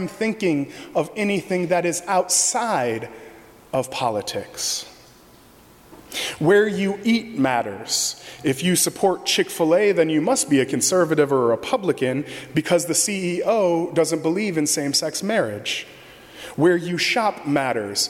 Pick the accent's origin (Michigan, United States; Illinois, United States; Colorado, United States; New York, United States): Michigan, United States; now in Arlington Heights, United States; As a kid growing up in Michigan